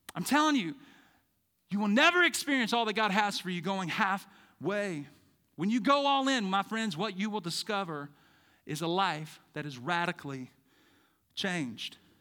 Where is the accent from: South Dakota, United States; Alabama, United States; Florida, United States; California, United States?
Alabama, United States; Birmingham; moved away as an adult; now in Treasure Valley, United States; I'm from Birmingham